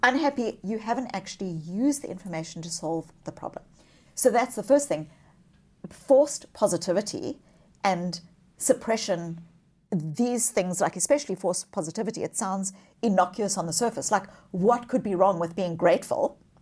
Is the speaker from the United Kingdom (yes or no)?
no; South Africa; moved away; I was born as a child, as a white child in the white suburbs of apartheid South Africa